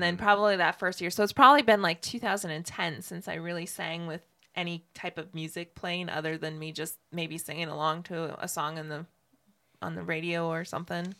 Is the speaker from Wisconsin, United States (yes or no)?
yes; Ashland, Wisconsin, United States; now in Ocala, United States; I was born in Ashland, Wisconsin